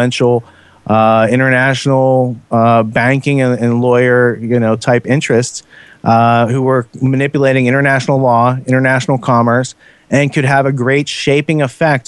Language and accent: English; United States; as an American